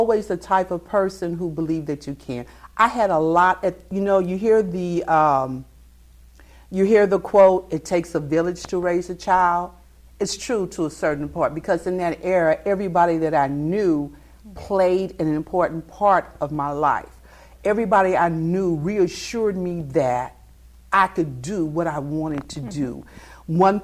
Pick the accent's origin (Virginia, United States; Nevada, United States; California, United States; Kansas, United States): Kansas, United States; Kansas City; accent: southern; moved away; I am a Kansas City girl